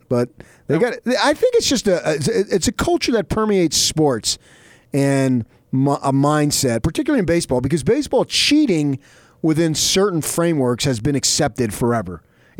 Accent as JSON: {"language": "English", "region": "New Jersey", "country": "United States", "tie": "born or raised there", "moved": "yes", "said": "I grew up in Jersey."}